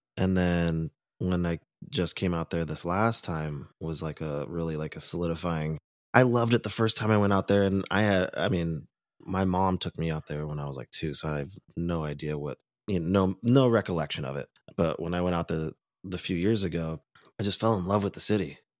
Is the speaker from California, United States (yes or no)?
yes; Orange County, California, United States; growing up in Orange County